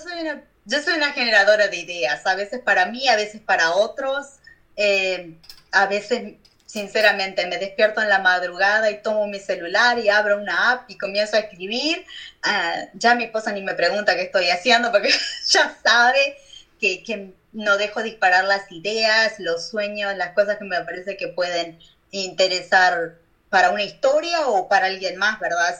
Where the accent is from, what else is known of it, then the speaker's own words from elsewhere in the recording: Uruguay; moved away as an adult; now in United States; en mi país